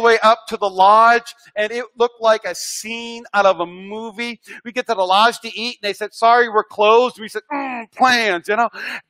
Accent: North Dakota, United States; now in Las Vegas, United States; I'm from North Dakota

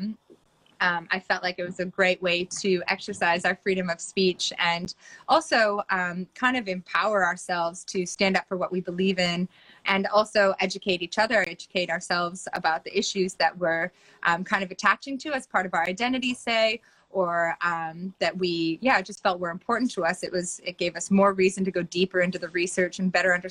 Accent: Minnesota, United States; moved away as an adult; now in Byron Bay, Australia; I grew up in Minnesota in the U.S.

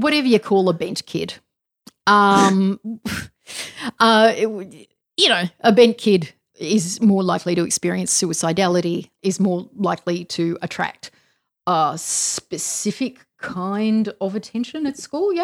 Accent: Australia; being Australian

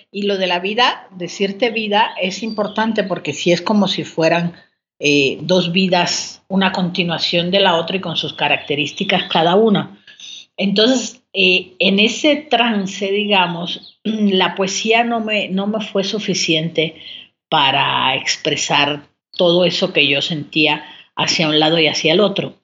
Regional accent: Santiago de Cuba, Cuba; moved away as an adult; now in Mexico City, Mexico; Pues yo nací en Santiago de Cuba, que es una ciudad al oriente de, la isla de Cuba

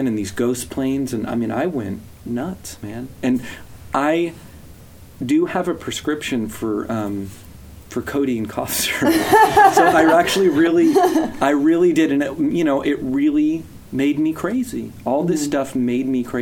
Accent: the South, United States; growing up in the South

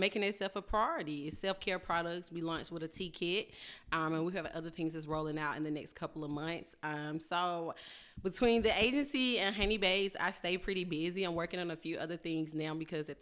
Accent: Atlanta, Georgia, United States; I am born and bred in Atlanta, Georgia.

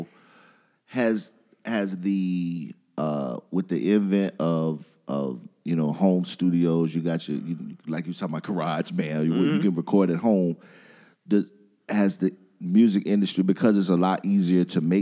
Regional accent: South Carolina, United States; also born or lived in Queens, New York City; I was born in Queens, but I was raised in South Carolina

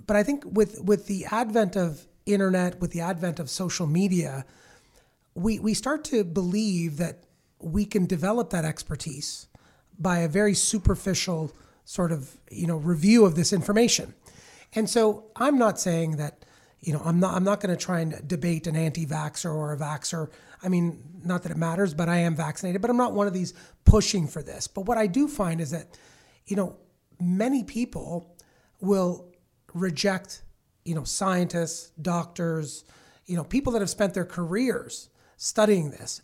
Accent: Milton, Ontario, Canada; I grew up in Milton back in the seventies

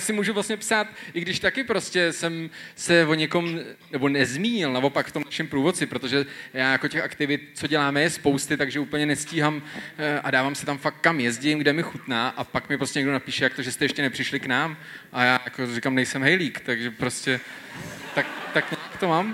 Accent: Železná Ruda, Plzeň Region, Czechia; já jsem ze Železní Rudy

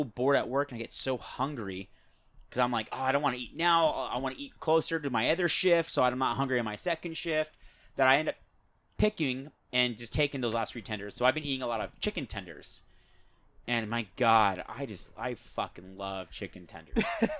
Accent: United States; born there; accent: mixed Australian and American; So my family's from Australia, but I'm born in America. And I said my accent is kind of fucked up because my father's Australian, but my mother's American.

